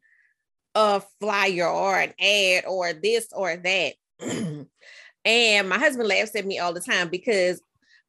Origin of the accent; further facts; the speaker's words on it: New Orleans, Louisiana, United States; we're both from New Orleans.